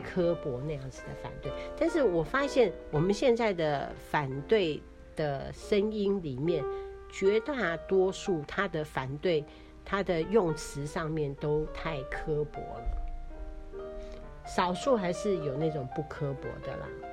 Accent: Taiwan; 我们台湾人

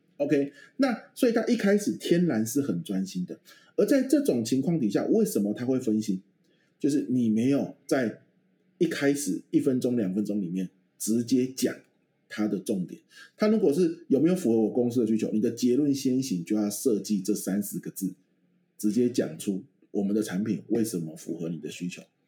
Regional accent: Pingtung County, Taiwan; moved away; 我们嗯老家在屏东嘛，晚上很多蚊子的乡下地方

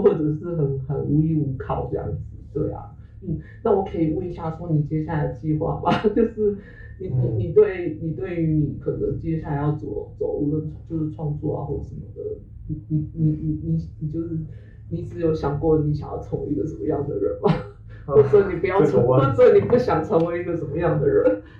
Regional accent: Hong Kong; 呃，比如我可以讲我是个香港人之类的这个东西越越清晰的时候

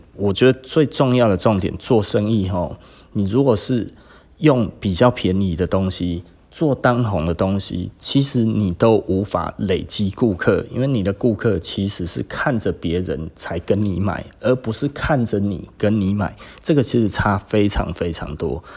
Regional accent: Taiwan; 我们台湾人

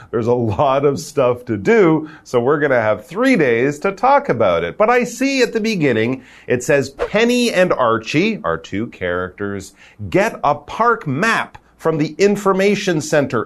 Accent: Canada; now in Taiwan

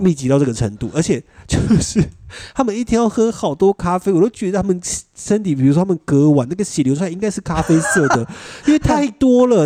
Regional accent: Taiwan; 我是台湾来的

